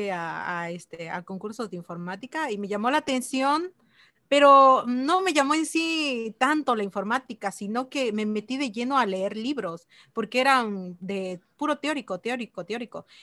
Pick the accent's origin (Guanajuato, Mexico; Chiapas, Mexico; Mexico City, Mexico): Chiapas, Mexico; Chilón; also born or lived in Ocosingo; Bueno, soy de Chiapas, em, nací en Chilón y estudié en Nocosingo. Ahí, está la Universidad de la Selva, ahí es donde estudié.